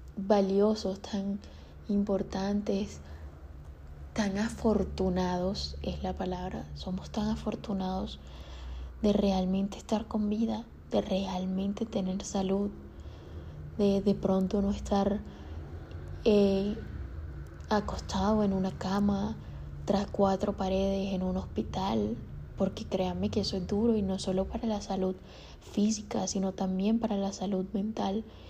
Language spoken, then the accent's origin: Spanish; Colombia; soy colombiana